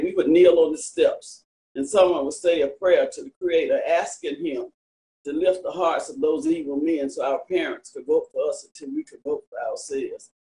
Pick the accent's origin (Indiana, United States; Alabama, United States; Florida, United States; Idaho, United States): Alabama, United States; Selma; I was born and raised here in Selma